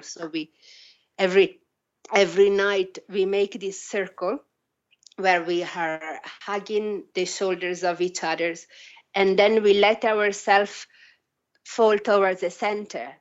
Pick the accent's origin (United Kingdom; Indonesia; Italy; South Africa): Italy; moved away; also born or lived in Australia; I grew up in Italy and Australia